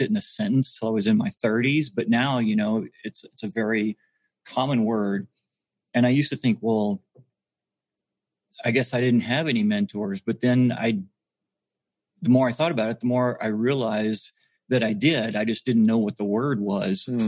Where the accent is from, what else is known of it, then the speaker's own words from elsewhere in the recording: Texas, United States; moved away; I grew up in Texas and then I went to the Navy